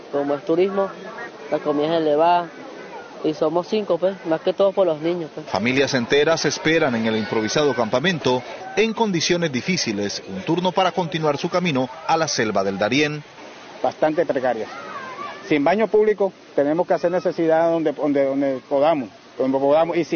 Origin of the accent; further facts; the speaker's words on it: Valencia, Carabobo, Venezuela; Salimos de Venezuela, de la parte de Valencia, con el sueño de buscar una mejor vida, ¿me entiendes?